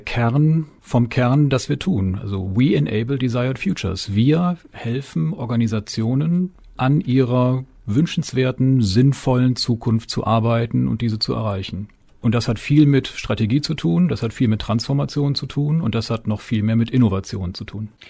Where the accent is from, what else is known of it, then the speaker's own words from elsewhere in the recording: between Cologne and Düsseldorf, North Rhine-Westphalia, Germany; also born or lived in Weserbergland / United States; now in Springe, Germany; Ehrlich gesagt bin ich geborener Rheinländer ja. zwischen Köln und Düsseldorf